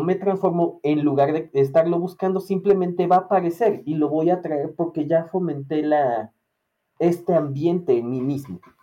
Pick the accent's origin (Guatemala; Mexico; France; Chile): Mexico; como mexicano